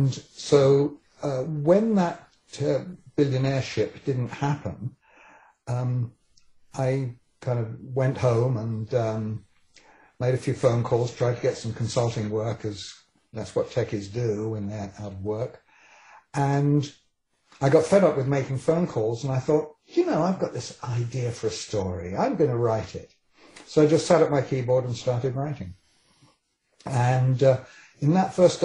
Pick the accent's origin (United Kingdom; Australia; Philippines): United Kingdom; England; accent: British; moved away as an adult; now in Vancouver, Canada; born in England and came here quite young. I was 27 when I came here